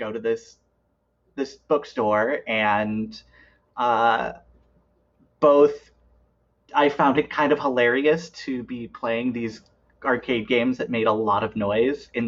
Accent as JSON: {"language": "English", "region": "Iowa", "country": "United States", "tie": "born or raised there", "said": "We have a bar in Des Moines, which is about 2 hours from my hometown and about 3.5 from where I live now"}